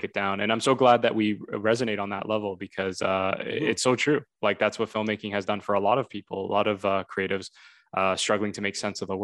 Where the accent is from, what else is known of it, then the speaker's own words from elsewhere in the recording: Vaughan, Ontario, Canada; I was from Toronto. Well, technically Vaughan.